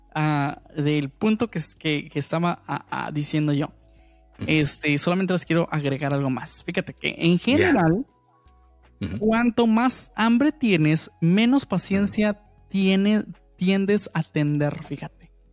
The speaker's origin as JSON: {"language": "Spanish", "country": "Mexico", "said": "yo sí soy bien mexicano"}